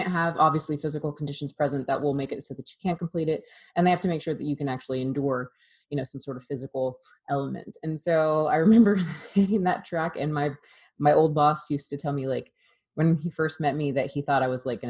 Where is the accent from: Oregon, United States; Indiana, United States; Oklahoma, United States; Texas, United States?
Oregon, United States; I grew up in Oregon